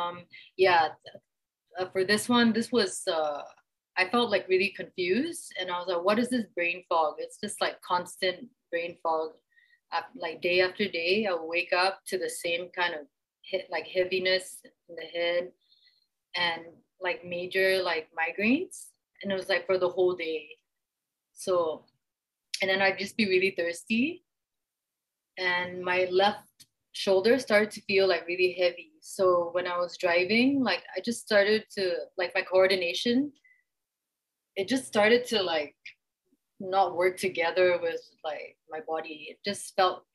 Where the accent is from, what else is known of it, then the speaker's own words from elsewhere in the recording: Jakarta, Indonesia; now in Kuala Lumpur, Malaysia; I grew up in Jakarta, Indonesia